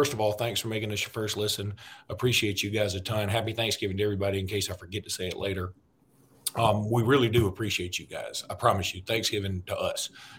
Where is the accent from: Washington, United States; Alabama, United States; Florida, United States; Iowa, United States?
Alabama, United States; hometown of Benjamin Russell High School; my hometown high school, Benjamin Russell.